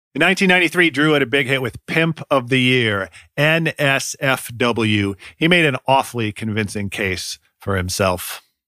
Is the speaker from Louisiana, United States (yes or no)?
no; Ohio, United States; moved away as an adult; also born or lived in Oakland, California; I grew up mostly in Ohio and live here again now, but I moved to Oakland, California in two thousand three